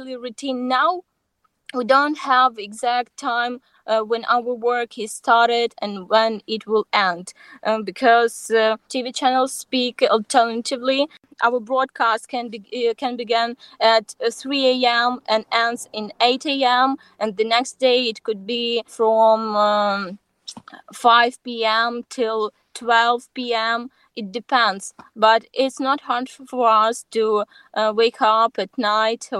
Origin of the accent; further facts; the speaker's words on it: Chernobyl, Kyiv Oblast, Ukraine; I'm from Chernobyl